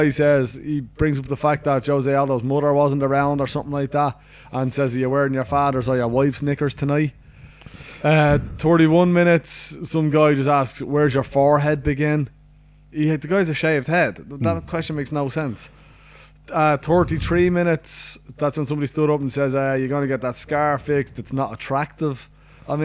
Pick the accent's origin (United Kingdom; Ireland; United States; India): Ireland; I'm Irish. I'm fucking, this is my country. This is my fucking hometown.